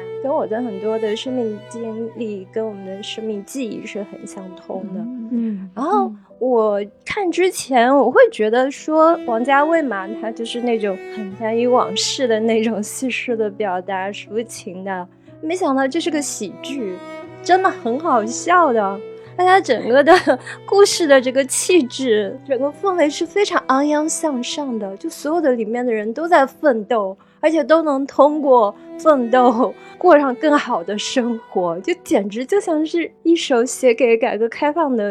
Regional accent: Ningbo, Zhejiang, China; 我就通过这个剧在温习我的无语方言。我是一个宁波人。但是其实我们方言跟上海话也差不太多嘛。然后，但我从小就没有学好方言，

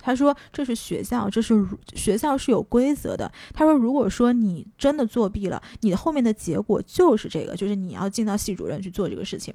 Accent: China; moved away as an adult; also born or lived in United States; 作为一个中国人

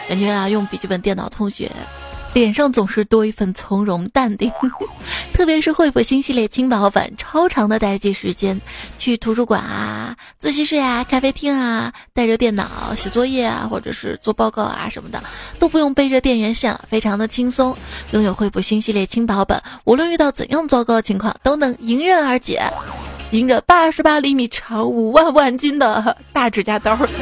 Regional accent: Xi'an, Shaanxi, China; also born or lived in Chengdu; 我是西安人

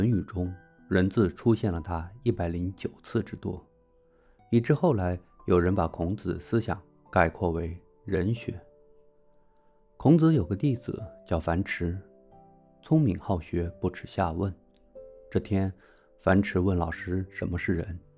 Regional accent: Beijing, China; moved away as an adult; 我作为一个中国人，从北京这块土地长大的中国人，在五千年文化养育下的中国人

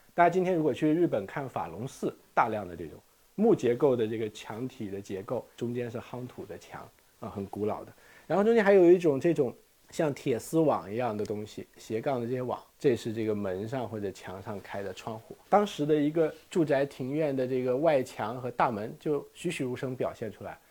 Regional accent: China; 我们中国人都是洗地而做的

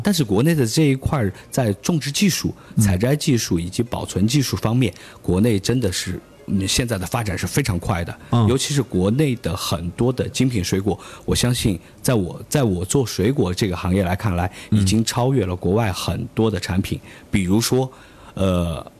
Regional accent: Lanzhou, Gansu, China; now in Chongqing, China; 因为我的家乡是甘肃兰州嗯。，因为我在兰州的话

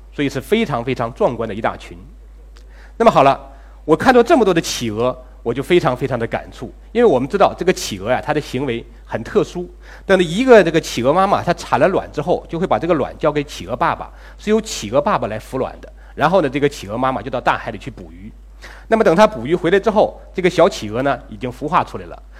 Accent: China; 我们中国人

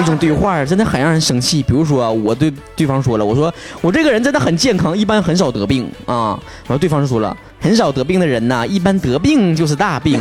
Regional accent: Northeast China, China; accent: Northeastern Mandarin (Dongbei); 我们东北话

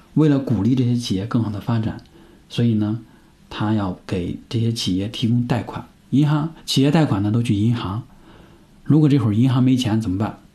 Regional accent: northern China, China; 我是在北方长大的

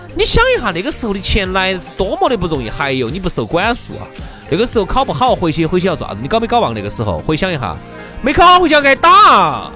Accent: Sichuan, China; 我们四川人听的东西就是屁话

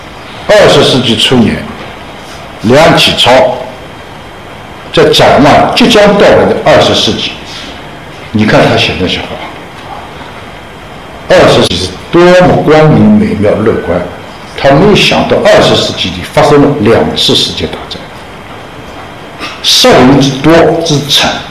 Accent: China; 我们中国人原来讲历史是循环的，

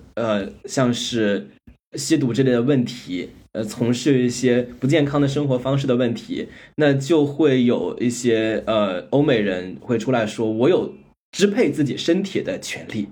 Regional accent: China; 作为在中国长大的

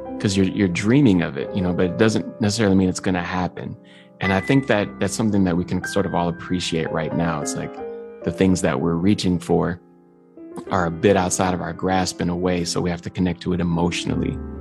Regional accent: Midwest, United States; now in New York, United States; my youth growing up in the Midwest

